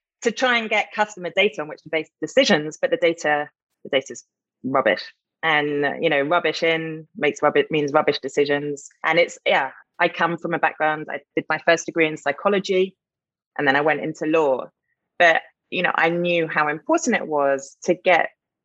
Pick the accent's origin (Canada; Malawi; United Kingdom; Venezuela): United Kingdom; moved away as an adult; now in Atlanta, United States; I'm a Brit living and loving living in the US of A in Atlanta.